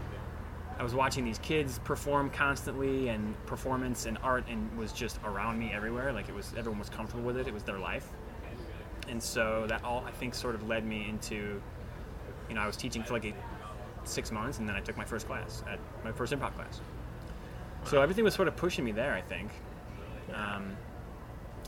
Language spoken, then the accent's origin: English; Chicago, Illinois, United States; now in Phoenix, United States; I'm from Chicago, I was home